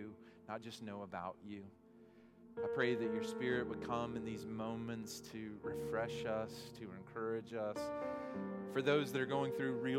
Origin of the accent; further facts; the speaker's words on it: Arkansas, United States; moved away; I was from Arkansas